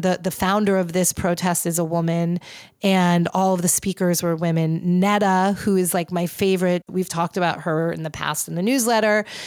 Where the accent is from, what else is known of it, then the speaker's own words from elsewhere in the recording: New York City, New York, United States; I'm a New Yorker.